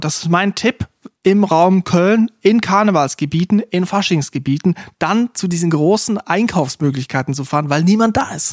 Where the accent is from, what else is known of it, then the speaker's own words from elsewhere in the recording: Switzerland; Fasnacht, wie man bei mir sagt, wo ich herkomme, in der Schweiz